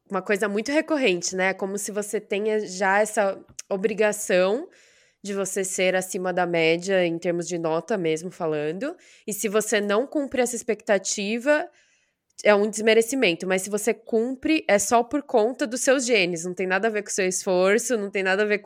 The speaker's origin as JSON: {"language": "Portuguese", "country": "Brazil", "said": "Essa mistura que tem no Brasil sempre falam que ou eu sou mexicana ou eu sou filipina. Nunca falam de eu ser brasileira."}